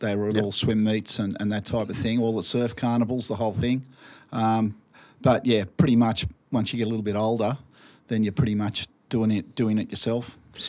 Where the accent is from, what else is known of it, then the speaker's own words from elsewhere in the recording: Sydney, New South Wales, Australia; I grew up at Maroubra, Matraville.